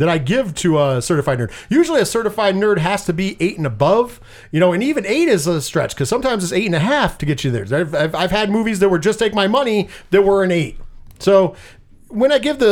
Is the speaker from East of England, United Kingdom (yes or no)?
no; Scotland, United Kingdom; I am Scottish